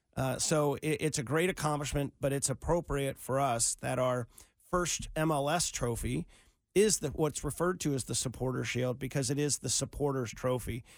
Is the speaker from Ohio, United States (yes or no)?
yes; Cincinnati, Ohio, United States; I grew up in Cincinnati